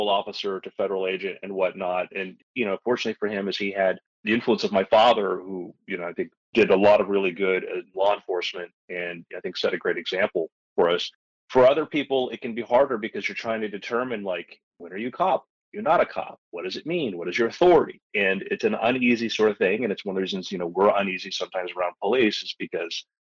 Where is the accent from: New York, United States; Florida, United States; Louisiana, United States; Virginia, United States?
Florida, United States; I grew up in Florida.